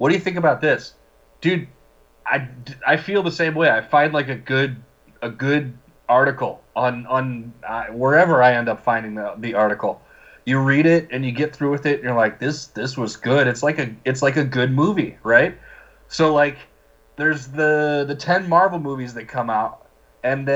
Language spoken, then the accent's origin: English; Glen Ellyn, Illinois, United States; I grew up in Glen Ellyn, Illinois